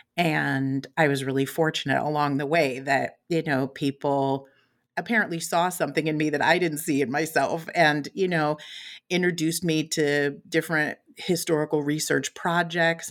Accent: West Coast, United States; also born or lived in Chicago, Illinois / San Francisco Bay Area; I was raised mostly on the West Coast, um, spent some time in the San Francisco Bay Area.

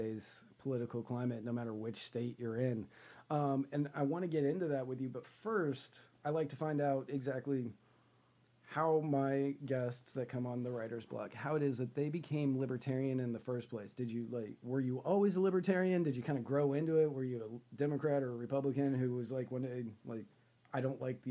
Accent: Northern Virginia, United States; also born or lived in Tennessee; now in Florida, United States; I grew up in Northern Virginia

